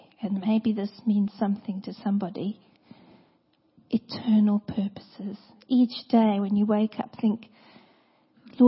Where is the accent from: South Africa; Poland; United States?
South Africa; moved away; I come from South Africa